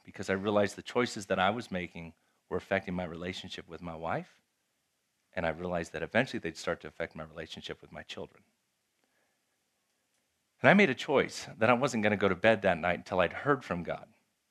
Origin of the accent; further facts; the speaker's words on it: Japan; moved away as an adult; If you don't know, I grew up in Japan. I'm a missionary kid. I grew up in Japan. I lived in Japan from the time I was 5 till I was 18. So I speak Japanese.